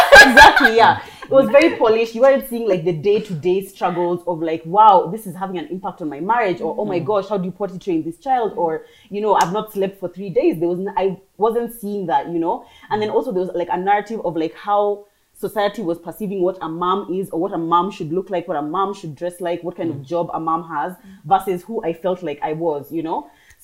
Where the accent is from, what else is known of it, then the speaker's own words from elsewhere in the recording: Kenya; now in United Kingdom; So I grew up in Kenya through and through.